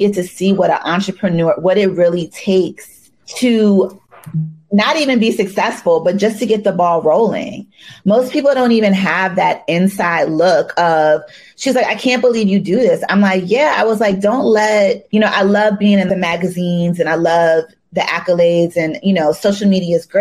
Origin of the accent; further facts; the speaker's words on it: Maryland, United States; I'm from Maryland